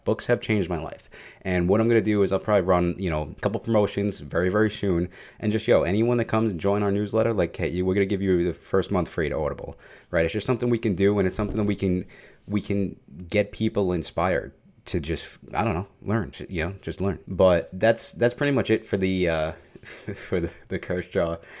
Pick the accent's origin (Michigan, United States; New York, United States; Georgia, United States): New York, United States; New York City; I am Italian and I am from New York